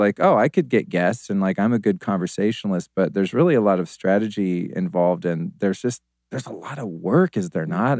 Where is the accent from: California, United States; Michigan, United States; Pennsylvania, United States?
California, United States; Sonoma County, Northern; also born or lived in Aspen, Colorado; I lived as a kid mostly in Northern California in Sonoma County.